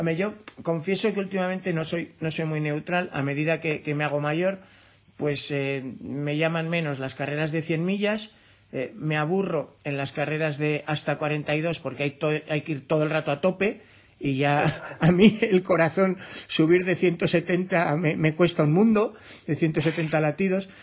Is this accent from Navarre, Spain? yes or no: yes; Navarre, Spain; yo, como navarro